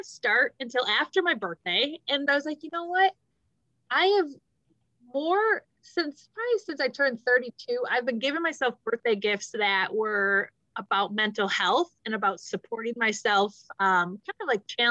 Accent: Midwest, United States; we're both from the Midwest

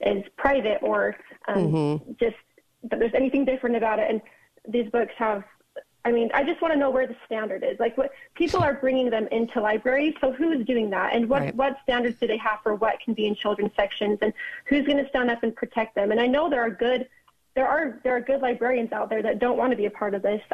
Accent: Orem, Utah, United States; my dad's on the city council in my hometown in Orem, Utah

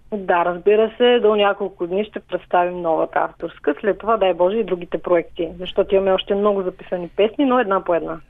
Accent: Ravninata, Smolyan Province, Bulgaria; now in Haskovo, Bulgaria; сел Равнината, което се намира на 9 км от община Родозем. Това е моето родно село. Живея в Хасково

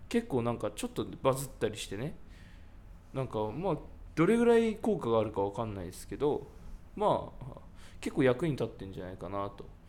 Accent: Yamanashi, Japan; 僕はその山梨出身なんですけど

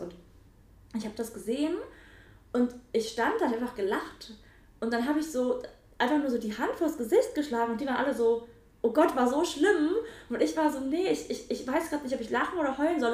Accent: Nettetal, North Rhine-Westphalia, Germany; also born or lived in Mönchengladbach; Nettetal, wo ich groß geworden bin.

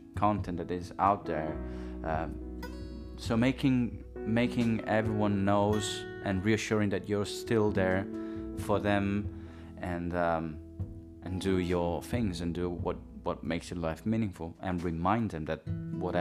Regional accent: Italy; moved away; also born or lived in London; I was in a local brass band, like a sort of a local orchestra in my hometown in Italy

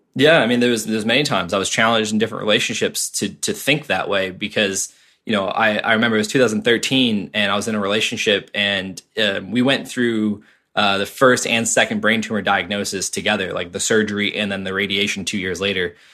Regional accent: Cape Cod, Massachusetts, United States; I grew up in Cape Cod, Massachusetts

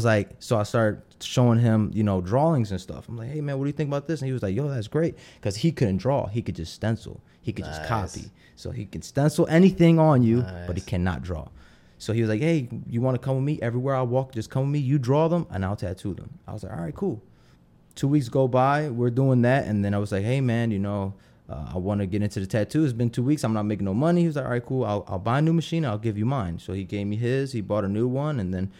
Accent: Philadelphia, Pennsylvania, United States; moved away as an adult; Yeah, I grew up in Philly my whole life until I was 25, and then I kind of moved.

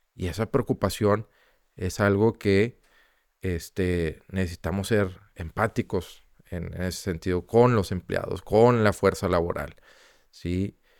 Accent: Monterrey, Nuevo León, Mexico; nosotros como, como regios, como empresarios, ¿sí? como ciudadanos

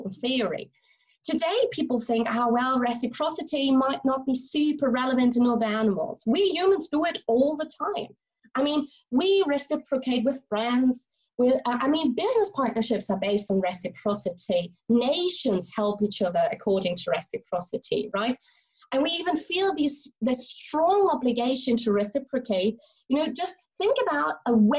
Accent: Germany; now in St Andrews, United Kingdom; I'm originally from Germany, and I'm now a lecturer at the University of St. Andrews in Scotland

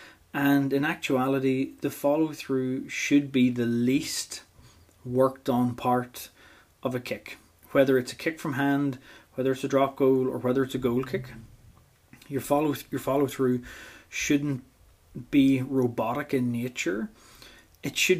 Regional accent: Portadown, Northern Ireland, United Kingdom; And as an Ulsterman myself, and being from Portadown

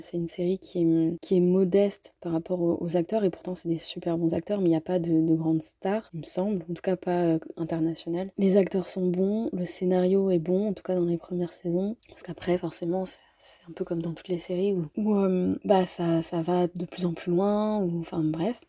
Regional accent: France; même en tant que Français

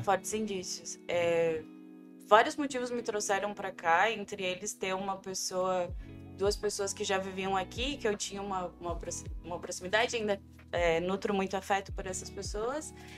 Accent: interior of Rio Grande do Sul, Brazil; moved away as an adult; also born or lived in Pelotas, Brazil; now in Almada, Portugal; Eu sou do interior do Rio Grande do Sul. Uhum. Eu nasci em Pelotas, mas eu cresci. Pelotas é uma cidade que não me quis, então logo eu fui para o centro do estado

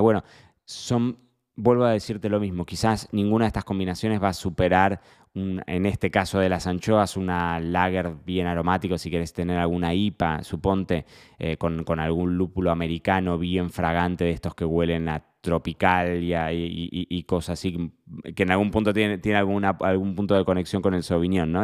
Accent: Argentina; somos argentinos

